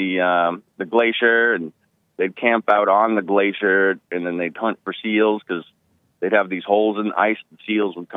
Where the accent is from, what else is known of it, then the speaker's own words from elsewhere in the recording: New England, United States; moved away; I'm originally from New England, and growing up, I learned about King Philip's War